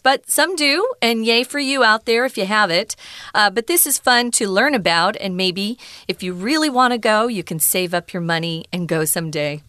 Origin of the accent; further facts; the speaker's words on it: Arizona, United States; I was growing up in Arizona